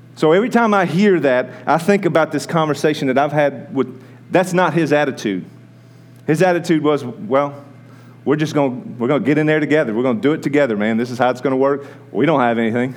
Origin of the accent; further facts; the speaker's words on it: United States; American people